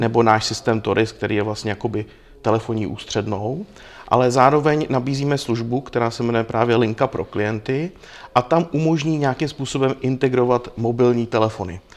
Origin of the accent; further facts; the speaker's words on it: Czechia; u nás v Čechách